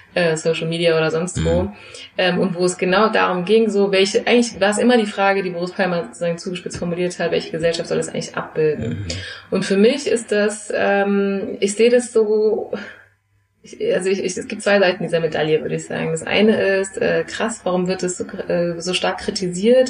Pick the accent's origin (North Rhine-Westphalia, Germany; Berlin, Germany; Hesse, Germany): Hesse, Germany; Frankfurt; also born or lived in Geneva; ich bin hier in Frankfurt geboren und ja. aufgewachsen, ging hier zur Grundschule, habe hier Abitur gemacht